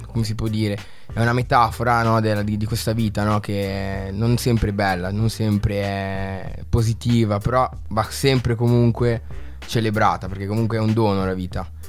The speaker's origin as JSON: {"language": "Italian", "town": "Locarno", "region": "Ticino", "country": "Switzerland", "said": "vengo da Locarno"}